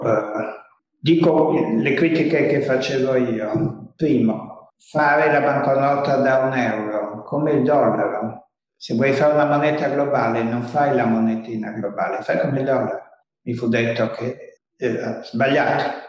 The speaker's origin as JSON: {"language": "Italian", "country": "Italy", "said": "nel mio paese"}